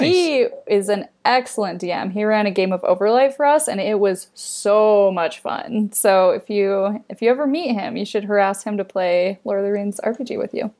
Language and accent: English; Idaho, United States; I grew up in Idaho